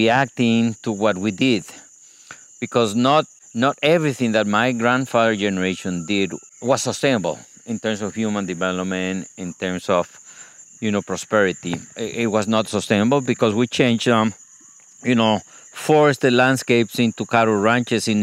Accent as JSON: {"language": "English", "country": "Costa Rica", "tie": "born or raised there", "said": "I grew up in Costa Rica, which is very different to the one that you can see today"}